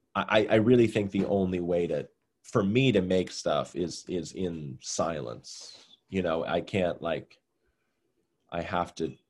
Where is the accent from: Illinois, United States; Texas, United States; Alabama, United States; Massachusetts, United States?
Massachusetts, United States; I'm from Massachusetts